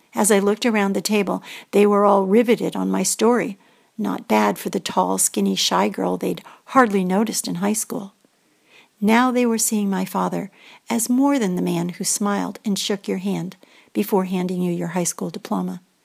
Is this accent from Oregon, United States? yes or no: no; Greenwich, Connecticut, United States; I come from Greenwich, Connecticut, also known as the home of hedge funds, a very wealthy town.